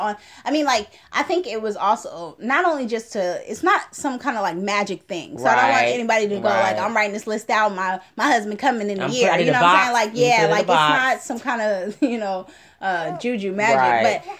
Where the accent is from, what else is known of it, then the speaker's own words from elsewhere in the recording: Oakland, California, United States; because I'm from Oakland.